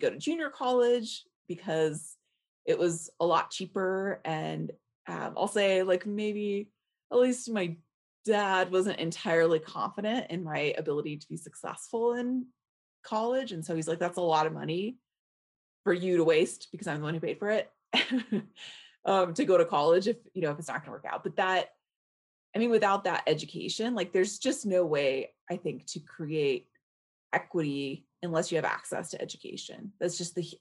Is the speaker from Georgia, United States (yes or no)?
no; Alhambra, California, United States; moved away; also born or lived in Boulder, Colorado; I grew up in Alhambra